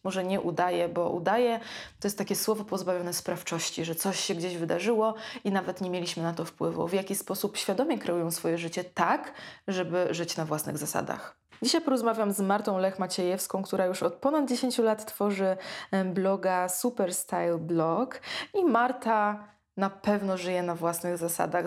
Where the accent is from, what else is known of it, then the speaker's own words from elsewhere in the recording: Ełk, Warmian-Masurian Voivodeship, Poland; moved away as an adult; now in Warsaw, Poland; ja też pochodzę z małego e, miasta, z Ełku